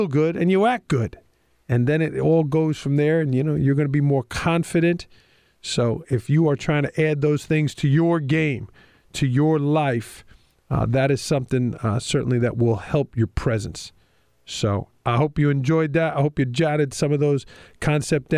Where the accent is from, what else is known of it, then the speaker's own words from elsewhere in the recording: New York City, New York, United States; accent: Staten Island, New York; my accent is a Staten Island, New York accent